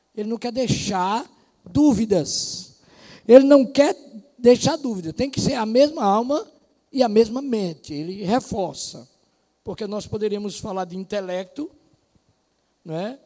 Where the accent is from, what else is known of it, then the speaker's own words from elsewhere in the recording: Brazil; somos nós brasileiros